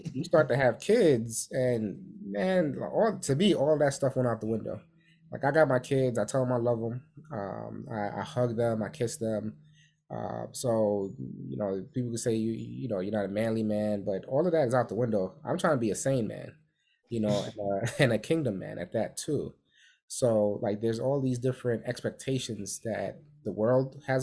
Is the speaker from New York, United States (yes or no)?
yes; New York City, New York, United States; we grew up in New York City